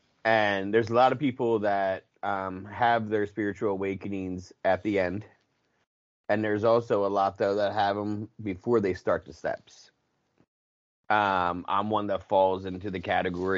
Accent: Philadelphia, Pennsylvania, United States; accent: Philly; I'm from Philly

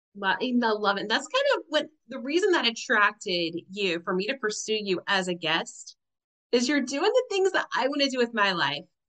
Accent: Tennessee, United States; I grew up in UT, Big Orange territory

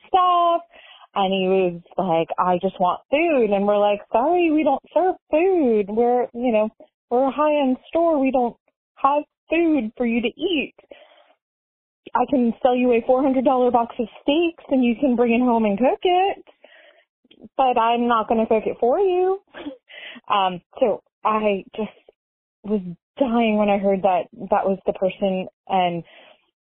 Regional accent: Florida, United States; I'm from Florida. I'm in Tampa

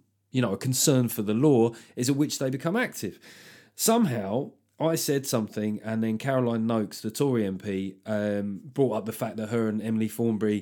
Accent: England, United Kingdom; the arrogant Englishman abroad

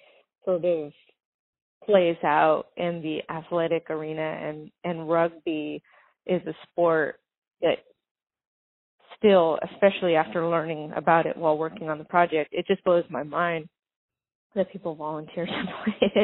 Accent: Venice Beach, California, United States; also born or lived in New Orleans / New York; I grew up in Venice Beach in Santa Monica.

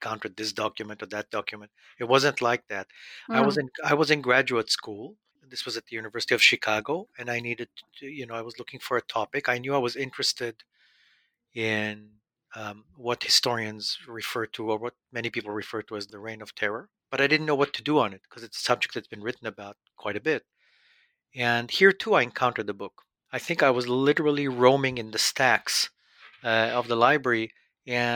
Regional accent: Israel; moved away as an adult; I was born and raised in Israel

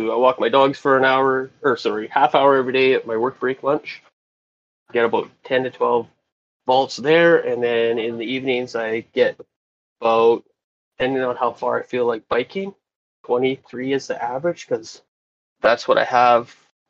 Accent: Regina, Saskatchewan, Canada; I'm from Regina, Saskatchewan.

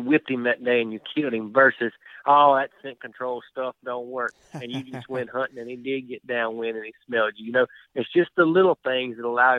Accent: Centerville, Mississippi, United States; I'm from right here in Centerville, Mississippi. We all either went to high school together or played high school football against each other.

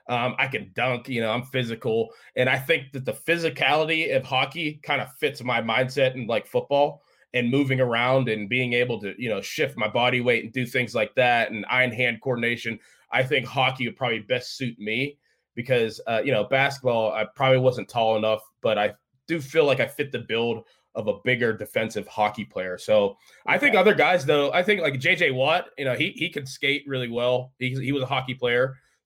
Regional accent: Walden Woods, Pennsylvania, United States; So I grew up in Walden Woods. It's in West Allegheny.

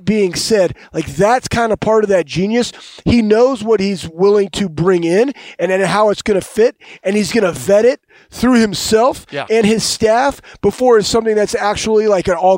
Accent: Dallas, Texas, United States; moved away; also born or lived in Ohio; I'm from Dallas, Texas

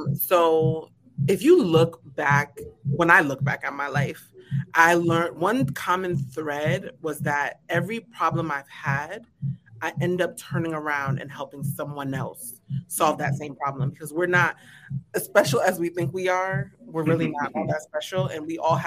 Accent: New York City, New York, United States; now in Charlotte, United States; I'm actually born and raised in New York

